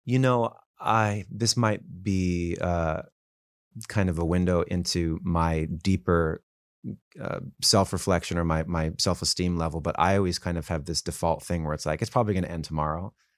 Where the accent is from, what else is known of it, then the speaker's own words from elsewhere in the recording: Calabasas, California, United States; also born or lived in Woodland Hills, California; I grew up in Woodland Hills, and then my family moved to Calabasas